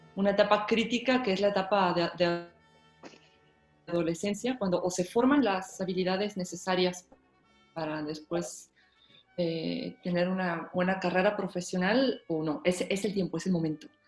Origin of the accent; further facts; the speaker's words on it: Mexico; also born or lived in Moscow, Russia; now in Colima, Mexico; yo nací en Moscú, Rusia, pero apenas cumplí los cinco años de edad cuando mi familia decidió mudarse a México